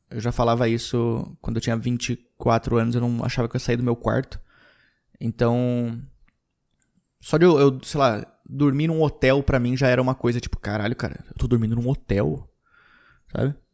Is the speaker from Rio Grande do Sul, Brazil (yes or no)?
yes; Rio Grande do Sul, Brazil; now in São Paulo, Brazil; quando eu vim de, de, do Rio Grande do Sul para São Paulo, eu tive que trazer bastante coisa.